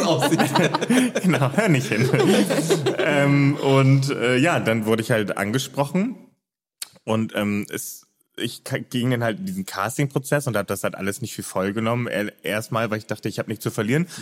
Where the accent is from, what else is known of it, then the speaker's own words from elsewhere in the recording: Hamburg, Germany; moved away as an adult; now in Cologne, Germany; also ich bin ja gebürtiger Hamburger mhm. und bin äh, erst 2018, Ende 2018 nach NRW, nach Köln gezogen